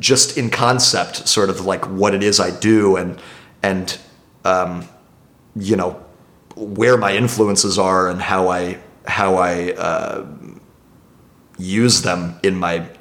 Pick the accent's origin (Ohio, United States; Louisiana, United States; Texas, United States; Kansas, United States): Texas, United States; Dallas; moved away as an adult; also born or lived in Englewood, New Jersey / Paris; now in New York, United States; Spent most of my childhood in Dallas